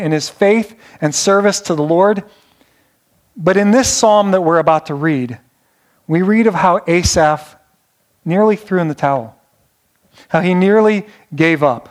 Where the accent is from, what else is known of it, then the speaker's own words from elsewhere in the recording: Northeast Ohio, United States; I'm from Northeast Ohio